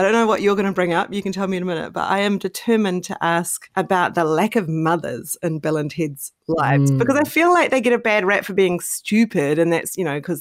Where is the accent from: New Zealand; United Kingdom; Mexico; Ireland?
New Zealand; I grew up in New Zealand.